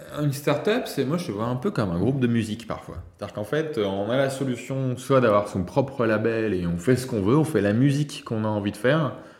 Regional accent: France; also born or lived in Nantes; On est en France bah, parce qu'on est français, parce qu'on a nos amis en France

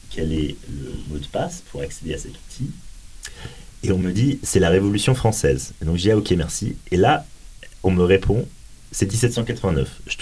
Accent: England, United Kingdom; moved away; en fait je suis anglais mais comme je ne vis pas au

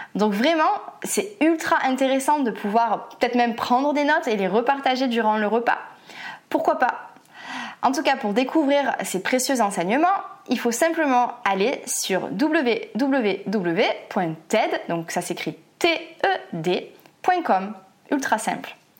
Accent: France; en tant que Français

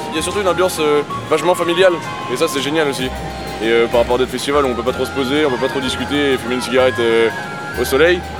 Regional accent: Lorient, Brittany, France; born there; Moi, je suis né en 77 à Lorient.

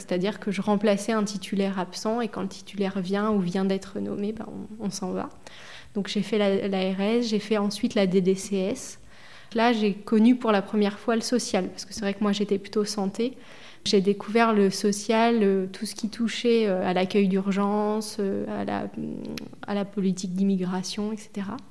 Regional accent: Buzançais, Centre-Val de Loire, France; also born or lived in Châteauroux; moi, je suis native de l'Indre. Je suis née à Châteauroux

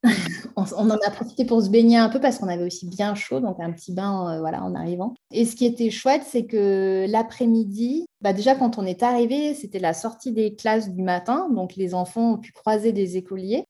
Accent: France; also born or lived in Haute-Savoie; chez nous en France

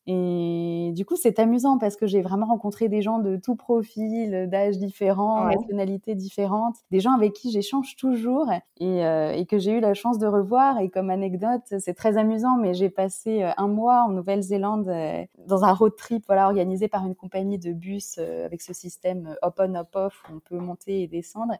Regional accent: Paris, Île-de-France, France; j'ai grandi à Paris

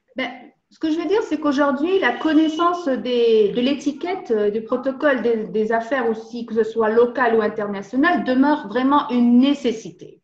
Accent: Tangier, Tanger-Tetouan-Al Hoceima, Morocco; Je suis née au Maroc, plus précisément à Tanger

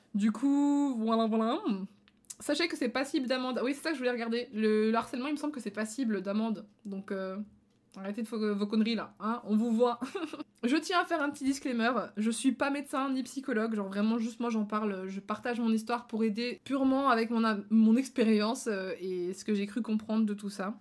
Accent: Belgium; en Belgique euh, je suis belge

